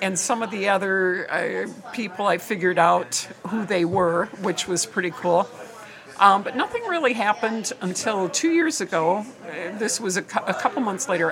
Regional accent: Michigan, United States; moved away as an adult; now in Chicago, United States; I'm originally from Michigan

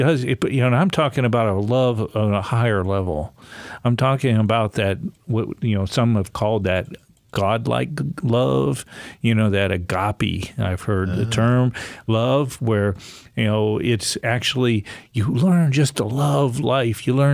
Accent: Coitsville, Ohio, United States; we grew up in Coitsville, Ohio.

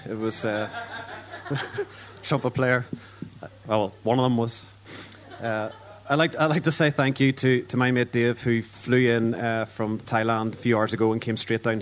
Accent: Ireland; I'm Irish, but refuse to adhere to the stereotype.

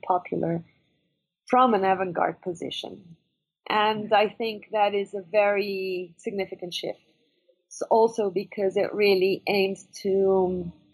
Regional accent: Venezuela; I'm from Venezuela, and I grew up with this

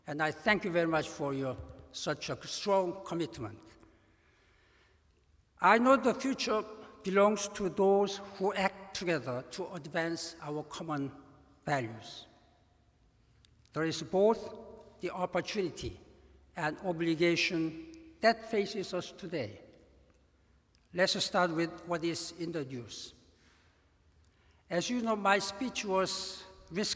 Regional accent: South Korea; moved away as an adult; I grew up in Korea, in poverty and war of Korea

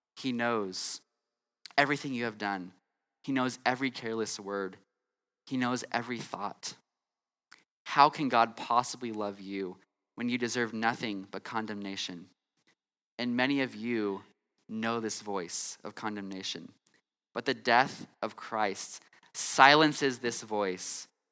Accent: California, United States; moved away; I'm from California and I grew up in California

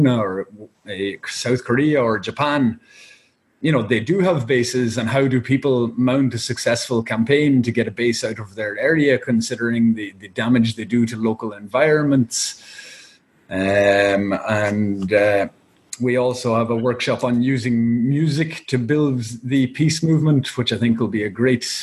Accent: Ireland

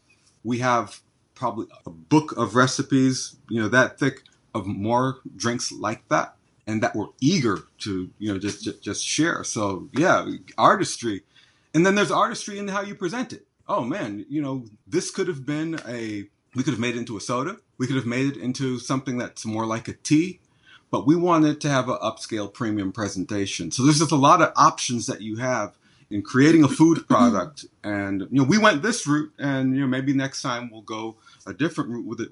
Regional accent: New York, United States; born there; parents are from Jamaica. And the way they raised me, I guess I might as well have been born there, but I was born in New York.

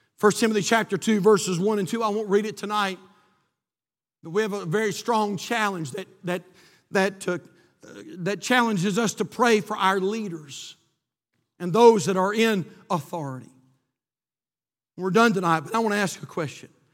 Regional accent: United States; born in this great country

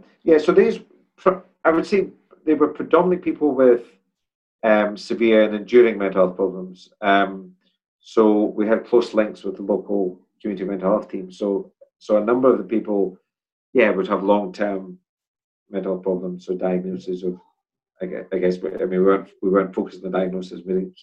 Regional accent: Edinburgh, Scotland, United Kingdom; In Edinburgh. Place called Portobello.

